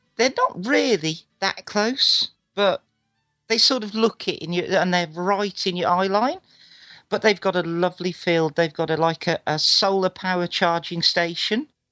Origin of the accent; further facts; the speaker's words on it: England, United Kingdom; Being English is great.